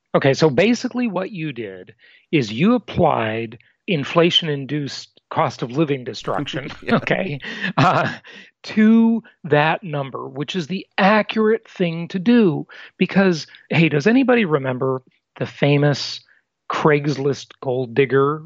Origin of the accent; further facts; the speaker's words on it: Los Angeles, California, United States; Los Angeles, my hometown